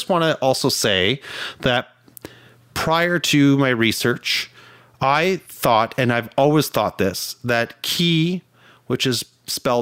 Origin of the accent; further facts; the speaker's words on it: Canada; as a Canadian